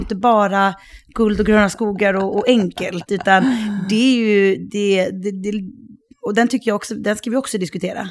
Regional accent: Sweden; moved away as an adult; also born or lived in Sydney / Los Angeles / Stockholm; now in France; jag är fortfarande svensk

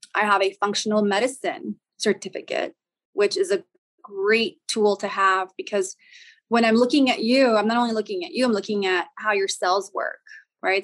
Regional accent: El Paso, Texas, United States; I'm originally from the Southwest. I'm from El Paso, Texas.

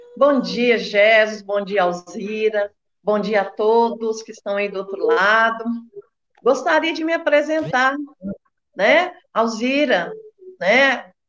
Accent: Belo Horizonte, Minas Gerais, Brazil; moved away as an adult; now in Betim, Brazil; sou nascida e criada em Belo Horizonte, há 43 anos moro em Betim

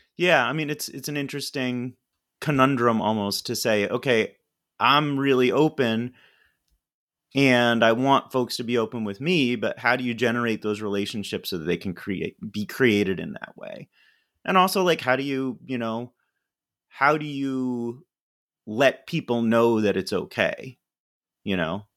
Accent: Ithaca, New York, United States; I grew up in Ithaca, New York

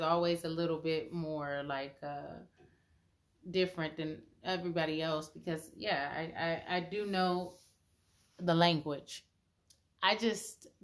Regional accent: Los Angeles, California, United States; We're all from Los Angeles

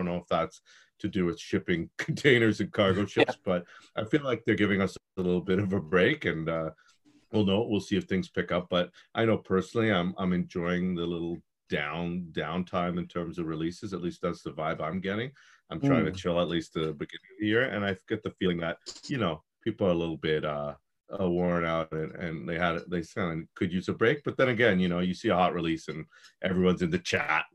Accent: Toronto, Ontario, Canada; I'm from Toronto, Canada.

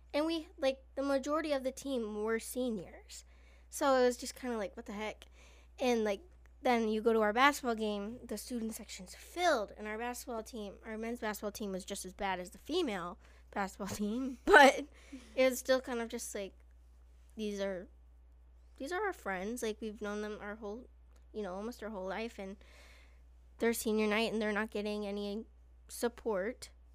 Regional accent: Illinois, United States; I'm from Illinois

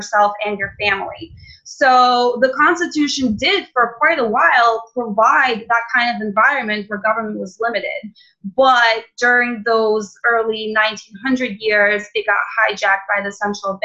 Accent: Russia; now in Philadelphia, United States; I was born and raised in Russia

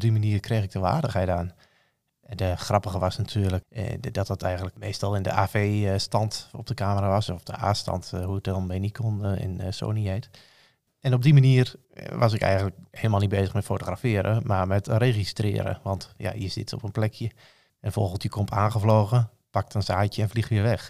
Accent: Rijssen, Overijssel, Netherlands; Ik kom uit Rijssen. Dat ligt in Twente. Geboren en getogen

